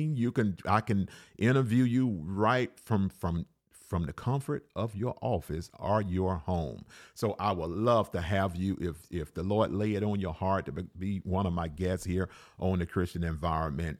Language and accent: English; Alabama, United States; I was raised in Alabama